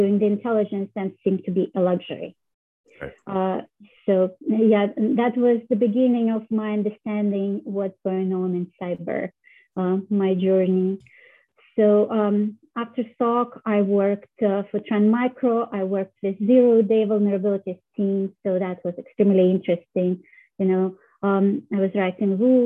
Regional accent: Russia; moved away; I was born in Russia

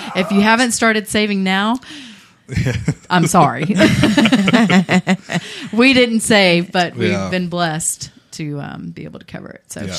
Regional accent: Dayton, Texas, United States; I grew up in Dayton. So I did my fair share of hunting, fishing, doing those kinds of things, and mudding and things like that.

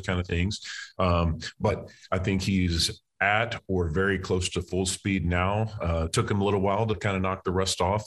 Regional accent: Texas, United States; moved away as an adult; also born or lived in Louisiana

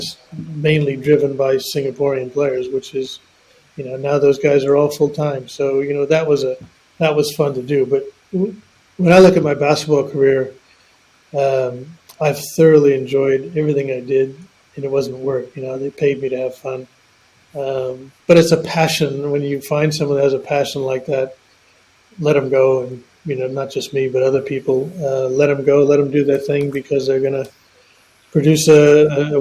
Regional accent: Oakland, California, United States; born or raised there; moved away as an adult; now in Australia

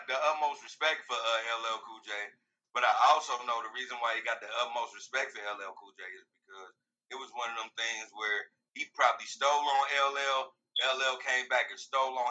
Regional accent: Queens, New York, United States; because I grew up in Queens, nigga. There ain't nothing soft about me.

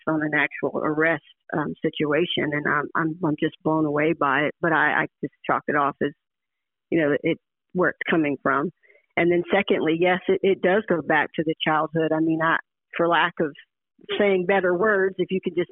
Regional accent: Oxford, Mississippi, United States; Born and raised, starting up in Oxford, I learned to walk in the Grove. I mean, Ole Miss is home

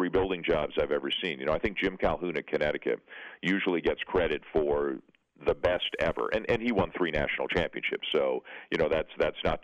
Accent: Canada; born or raised there

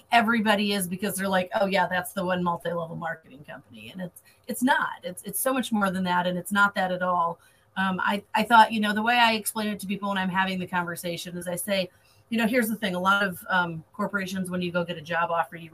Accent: Michigan, United States; moved away as an adult; now in Florida, United States; I'm originally from Michigan and moved to Florida about 3 years ago

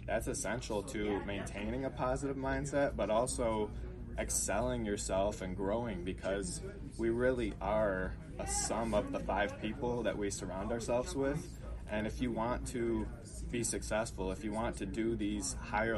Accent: Livonia, Michigan, United States; I'm from Livonia, Michigan, born and raised there

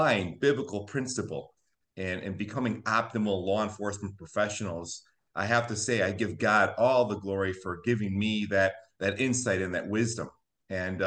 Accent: Chicago, Illinois, United States; I'm a Chicago native. I was born in Chicago.

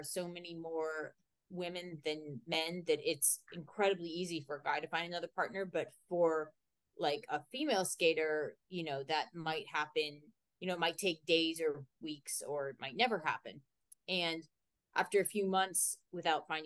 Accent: Lancaster, Pennsylvania, United States; I grew up in Lancaster, Pennsylvania, in the heart of Amish country.

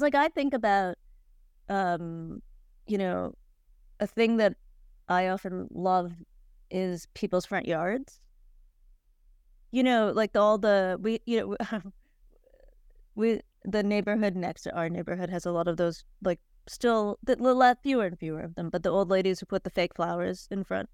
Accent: Cleveland, Ohio, United States; I'm from Cleveland

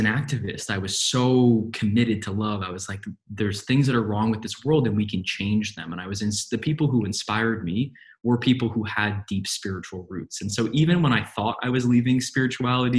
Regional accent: New York City, New York, United States; moved away; I grew up in New York City

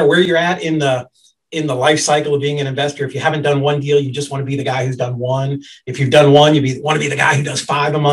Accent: Boston, Massachusetts, United States; I grew up in Boston

